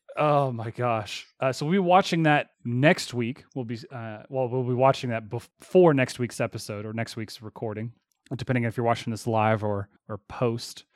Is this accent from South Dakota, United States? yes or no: no; Texas, United States; accent: Texas; My Texas accent